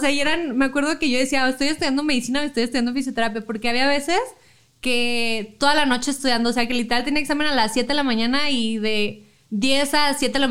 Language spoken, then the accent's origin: Spanish; Chihuahua, Mexico; moved away as an adult; yo no soy aquí, yo soy de Chihuahua. Ah, pero me vine acá para estudiar porque ya no estaba la carrera.